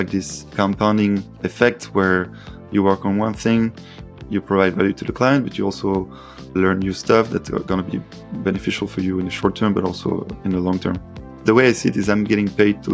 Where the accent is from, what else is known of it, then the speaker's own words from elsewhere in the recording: Paris, Île-de-France, France; calling from Paris, actually. It's my hometown.